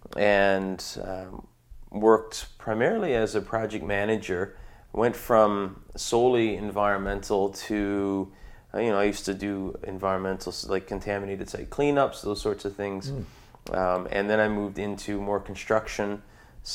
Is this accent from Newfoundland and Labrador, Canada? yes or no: yes; Newfoundland and Labrador, Canada; also born or lived in Ontario; I'm from Newfoundland originally. I'm actually lived in Ontario for about 5 or 6 years before moving back to Newfoundland.